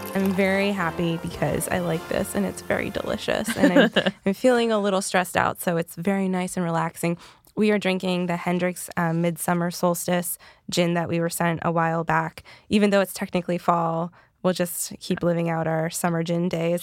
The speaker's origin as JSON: {"language": "English", "region": "the Carolinas", "country": "United States", "said": "I'm from the Carolinas"}